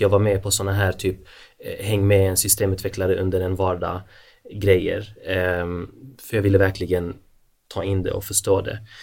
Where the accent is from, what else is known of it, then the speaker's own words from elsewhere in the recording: Malmö, Skåne, Sweden; now in Helsingborg, Sweden; Född och uppvuxen i Malmö